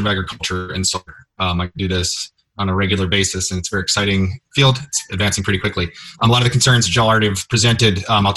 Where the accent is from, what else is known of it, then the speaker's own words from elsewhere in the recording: Kenton County, Northern Kentucky, United States; also born or lived in Colorado; now in Nashville, United States; I was born and raised in Kentucky. I'm from Northern Kentucky in Kenton County.